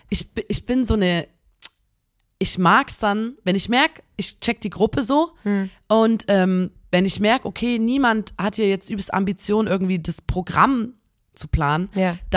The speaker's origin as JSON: {"language": "German", "country": "Germany", "said": "so wir sind Deutsche"}